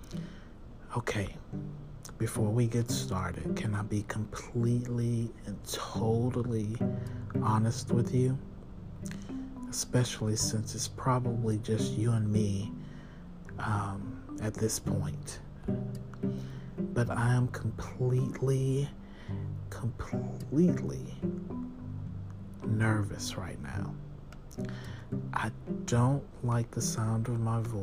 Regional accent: Texas, United States; I'm from Texas.

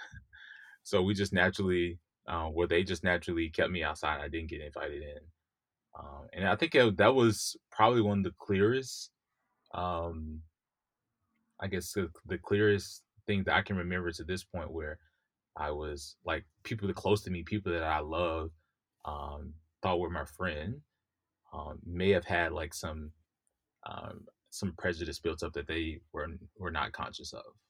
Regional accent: Mississippi, United States; also born or lived in New York; now in California, United States; I grew up in Mississippi, the Deep South

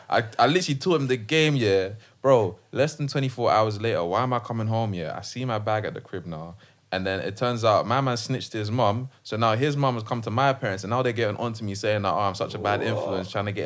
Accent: Ghana; Yeah, I'm Ghanaian.

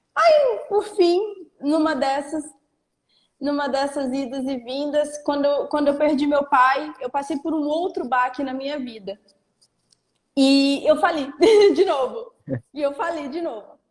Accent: Porto Seguro, Bahia, Brazil; eu sou de Porto Seguro, eu moro em Porto Seguro, na Bahia

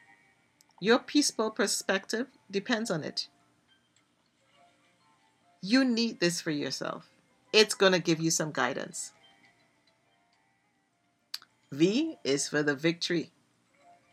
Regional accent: Trinidad & Tobago; Yes, I'm from Trinidad and Tobago

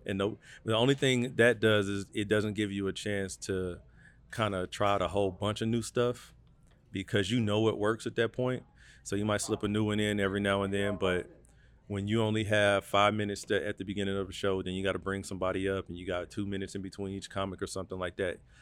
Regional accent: North Las Vegas, Nevada, United States; I grew up in North of Las Vegas

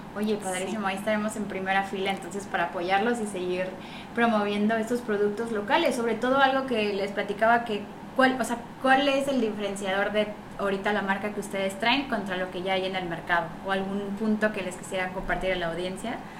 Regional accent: Ciudad del Carmen, Campeche, Mexico; muchos carmelitas que estudiamos en Mérida

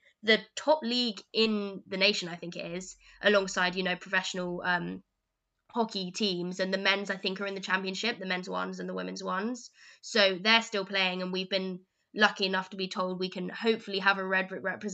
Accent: London, United Kingdom; moved away as an adult; now in Birmingham, United Kingdom; I come from London

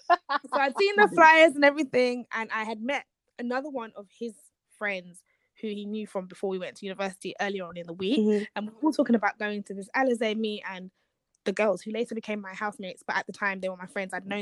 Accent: Nigeria

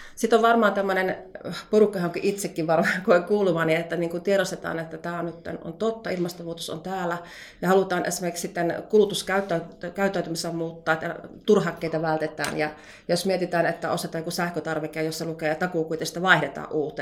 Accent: North Karelia, Finland; tulen Pohjois-Karjalasta

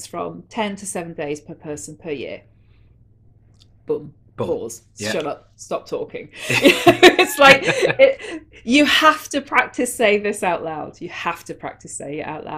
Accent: Manchester, North West England, United Kingdom; where I grew up in Manchester

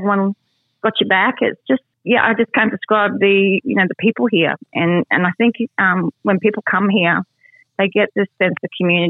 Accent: Mount Isa, Queensland, Australia; also born or lived in England; And in Mount Isa, I grew up here. I was an immigrant from England, and my family came here

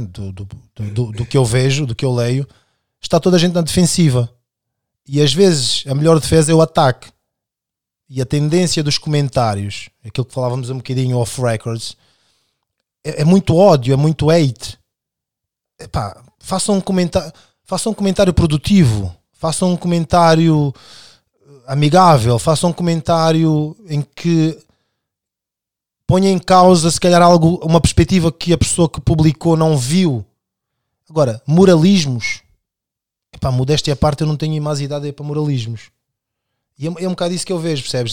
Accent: Amadora, Lisbon, Portugal; also born or lived in Angola / Buraca; E sou angolano, nascido em Angola, uh, crescido inicialmente de quando venho para Portugal em 91 na Cova da Moura e depois na Buraca

